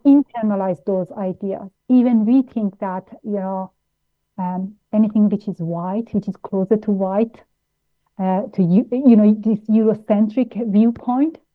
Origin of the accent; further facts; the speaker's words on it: Vienna, Austria; moved away as an adult; also born or lived in Tehran, Iran; now in United Kingdom; I grew up in Austria, where it's a racist country